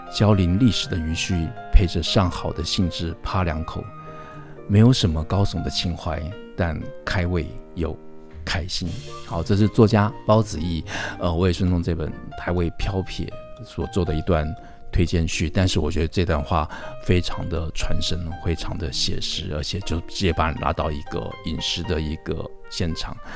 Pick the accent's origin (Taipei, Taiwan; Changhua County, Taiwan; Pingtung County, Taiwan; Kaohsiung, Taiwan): Taipei, Taiwan; 我是在一个台北市长大的本省的嗯。小孩，应该讲，呃，福建语，我闽南语的小孩